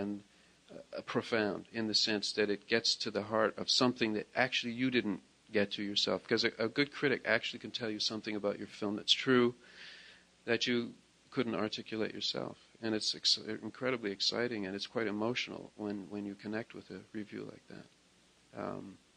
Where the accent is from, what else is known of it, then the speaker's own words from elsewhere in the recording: Toronto, Ontario, Canada; where I lived and where I grew up in Toronto